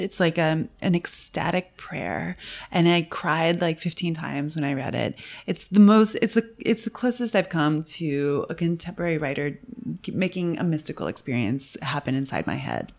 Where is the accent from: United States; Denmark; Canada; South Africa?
United States; Cooperstown, New York; I grew up in Cooperstown, New York, which has nothing in it